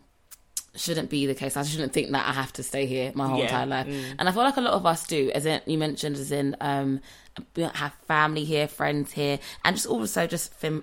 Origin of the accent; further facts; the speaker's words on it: London, United Kingdom; I am a London babe.